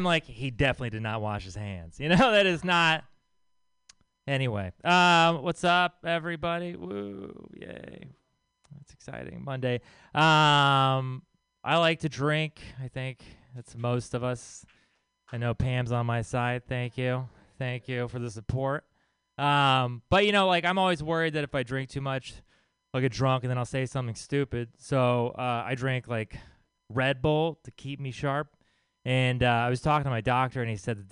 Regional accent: Texas, United States; I'm from Texas.

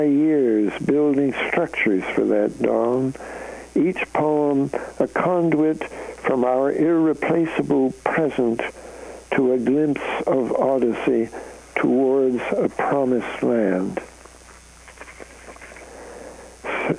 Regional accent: Canada; now in United States; I'm a Canadian, so I come from north of the border

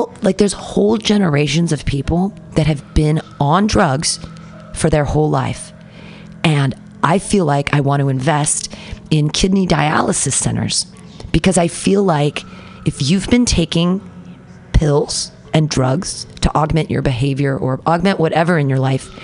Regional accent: United States; as an American

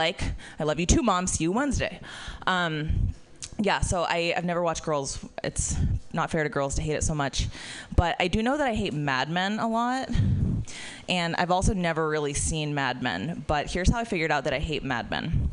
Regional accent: Florida, United States; I'm from Florida

